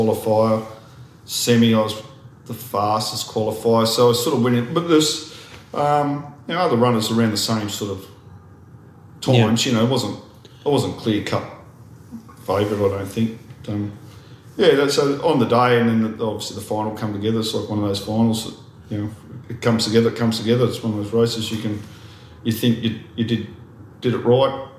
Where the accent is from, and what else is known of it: Central Coast, New South Wales, Australia; born or raised there; also born or lived in Kiama, New South Wales